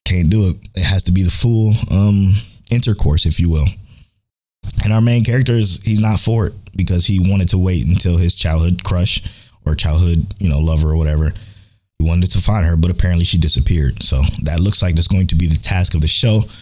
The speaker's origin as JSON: {"language": "English", "town": "Cleveland", "region": "Ohio", "country": "United States", "said": "I'm from Cleveland"}